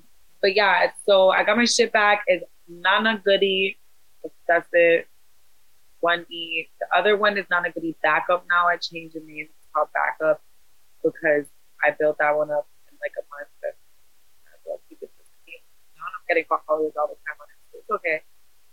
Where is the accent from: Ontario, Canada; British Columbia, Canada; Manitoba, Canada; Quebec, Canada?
Ontario, Canada; Toronto; We're from Toronto. This is how we talk.